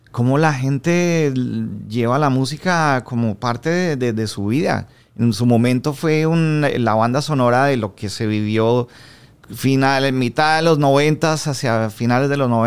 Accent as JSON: {"language": "Spanish", "country": "Colombia", "moved": "yes", "lives_now": "Miami, United States", "said": "a los dos nos pasó lo mismo. Emigramos de Colombia como al mismo tiempo. Nos tocó todo ese proceso de adaptación a Miami desde Colombia, con nexos muy fuertes a Colombia también."}